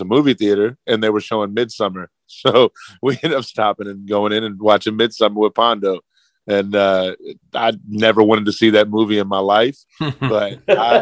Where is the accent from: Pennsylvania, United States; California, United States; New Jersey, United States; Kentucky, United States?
Kentucky, United States; Louisville; I grew up in Louisville, Kentucky